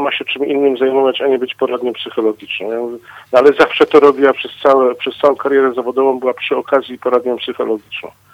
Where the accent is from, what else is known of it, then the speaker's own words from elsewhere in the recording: Katowice, Silesian Voivodeship, Poland; u nas w Katowicach